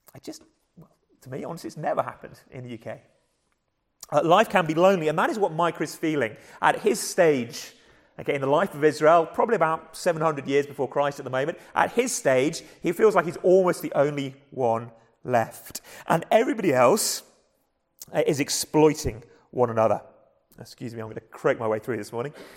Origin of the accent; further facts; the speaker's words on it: England, United Kingdom; accent: English; my English accent